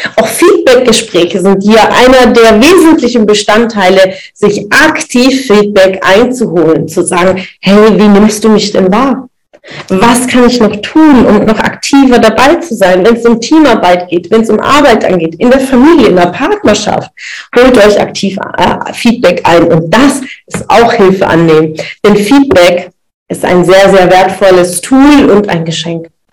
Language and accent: German; das Ländle, Baden-Württemberg, Germany; so ein Schmeckle, sagen wir bei uns im Ländle